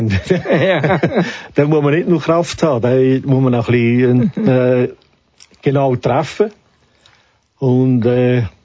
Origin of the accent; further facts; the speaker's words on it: Baden, Aargau, Switzerland; ich komme aus Baden.